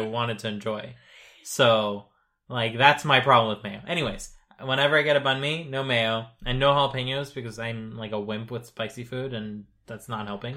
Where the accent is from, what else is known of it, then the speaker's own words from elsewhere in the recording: United States; as an American who is not so American, I guess, uh, I grew up in a, in a half-French, uh, household